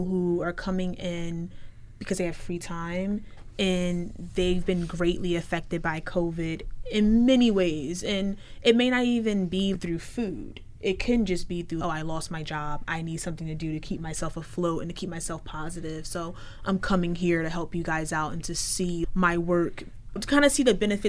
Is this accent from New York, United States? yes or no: no; Philadelphia, Pennsylvania, United States; I'm from West Philly